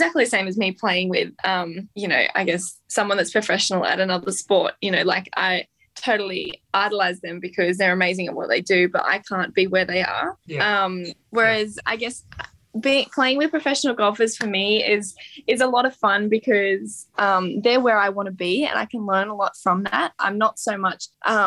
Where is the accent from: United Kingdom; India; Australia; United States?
Australia; being Australian